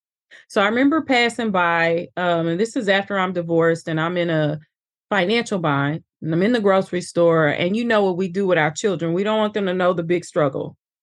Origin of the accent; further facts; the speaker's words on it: Little Rock, Arkansas, United States; also born or lived in East St. Louis; And I was born in East St. Louis, raised in Little Rock, Arkansas.